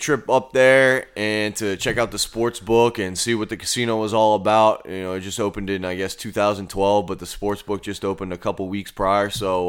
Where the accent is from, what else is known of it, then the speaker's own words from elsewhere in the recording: Louisiana, United States; we're from Louisiana.